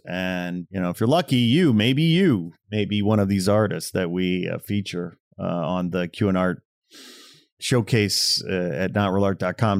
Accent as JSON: {"language": "English", "region": "Midwest", "country": "United States", "said": "I'm from the Midwest, proud Midwest boy here."}